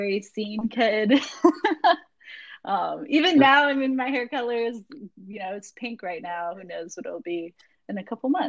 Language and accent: English; Jacksonville, Florida, United States; also born or lived in London, Ontario, Canada; I grew up in Jacksonville, Florida since I was 2 years old. I was actually born in London, Ontario, Canada